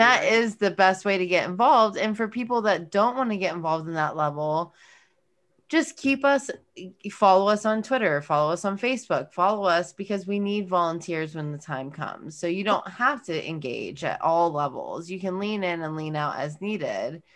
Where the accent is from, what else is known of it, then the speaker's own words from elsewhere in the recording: California, United States; moved away; I'm from California